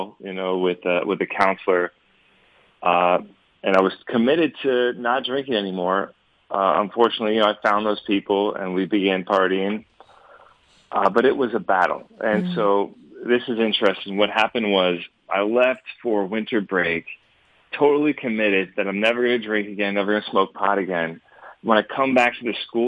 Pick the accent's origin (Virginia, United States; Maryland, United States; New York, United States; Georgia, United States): Georgia, United States; Alpharetta; I'm from the Atlanta area. I grew up in the Alpharetta Johns Creek neck of the woods